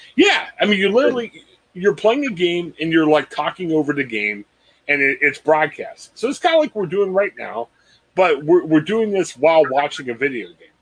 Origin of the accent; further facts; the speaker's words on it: Canton, Ohio, United States; I'm from Canton